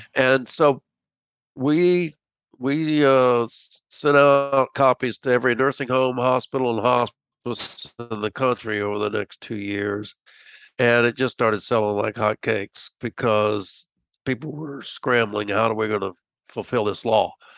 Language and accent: English; Tampa, Florida, United States; moved away as an adult; also born or lived in Miami, Florida / Macon, Georgia / Washington, DC area; I grew up in Tampa